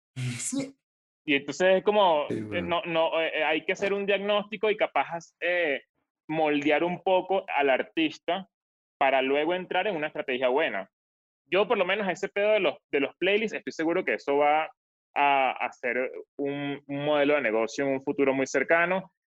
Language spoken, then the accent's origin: Spanish; Venezuela; moved away; desde que salí de Venezuela